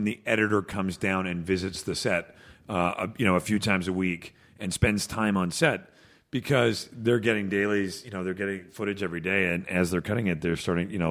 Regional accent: Canada; moved away; I'm Canadian

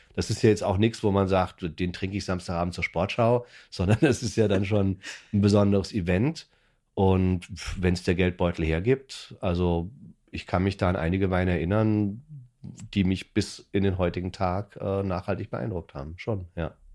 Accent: Würzburg, Bavaria, Germany; now in Berlin, Germany; ich komme aus einer Weinbauregion, ich komme aus Franken, aus Würzburg

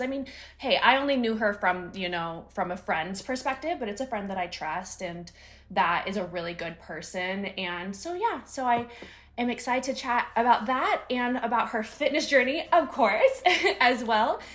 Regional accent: Northern California, United States; also born or lived in Sacramento / San Diego; I'm from Northern California. I moved to Sacramento for a year

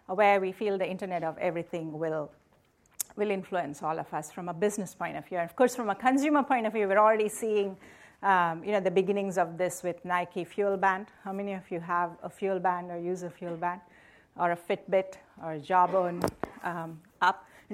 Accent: India; now in United States; So I grew up in India. So I belong to a community of Americans from India, right? So I've lived here a long time, but and I went to IIT in India

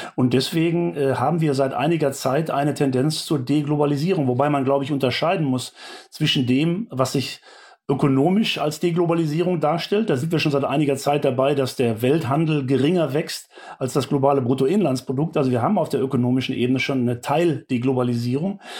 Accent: Germany; Wir äh, als Bundesbürgerinnen und Bundesbürger

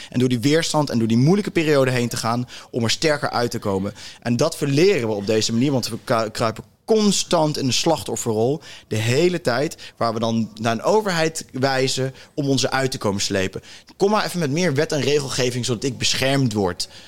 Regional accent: South Africa; Dutch is a second language; also born or lived in Cape Town; now in Netherlands; ik ben in Zuid-Afrika

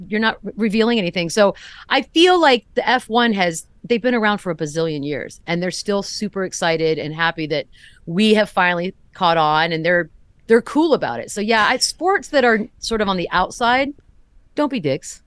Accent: San Antonio, Texas, United States; moved away as an adult; I grew up here

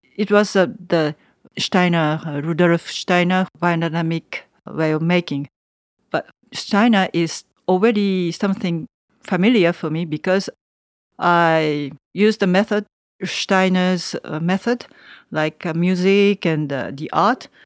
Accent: Tokyo, Japan; English is a second language; moved away as an adult; now in Savigny, France; A big city like Tokyo, I'm from Tokyo.

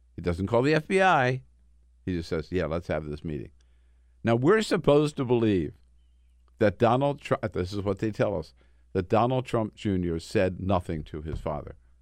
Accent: northern Delaware, United States; I grew up in northern Delaware, but we had a house in southern Delaware.

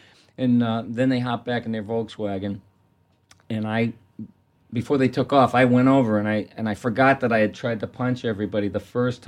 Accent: Massachusetts, United States; Probably because we're from Massachusetts, I guess.

